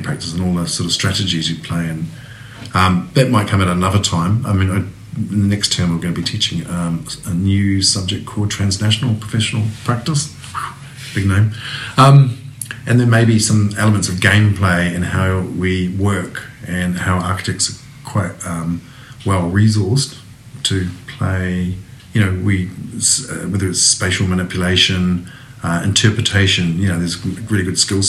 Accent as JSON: {"language": "English", "town": "Kawerau", "region": "Bay of Plenty", "country": "New Zealand", "tie": "born or raised there", "also_born_or_lived": "Europe", "moved": "as an adult", "said": "I grew up partly in Kawerau"}